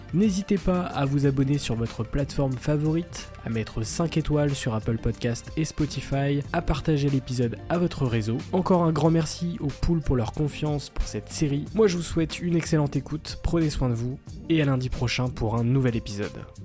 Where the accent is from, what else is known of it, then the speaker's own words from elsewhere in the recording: Rennes, Brittany, France; je suis né à Rennes